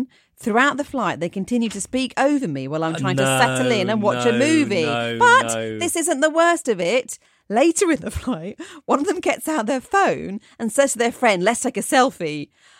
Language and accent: English; Nyon, Vaud, Switzerland; I was at a large music festival near my hometown of Nyon, near Geneva, Switzerland.